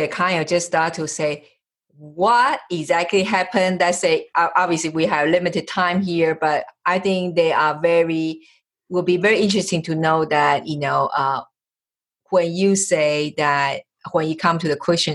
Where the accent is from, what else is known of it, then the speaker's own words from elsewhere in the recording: Taiwan; moved away as an adult; also born or lived in United States; I'm originally from Taiwan.